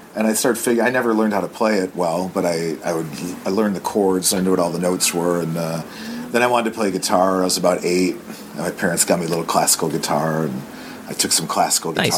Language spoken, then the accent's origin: English; Detroit, Michigan, United States; growing up in Detroit